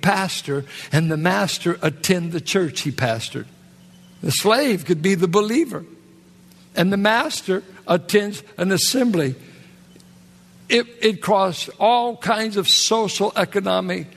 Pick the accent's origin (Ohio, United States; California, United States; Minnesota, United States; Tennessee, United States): California, United States; Richmond; I'm from Richmond, California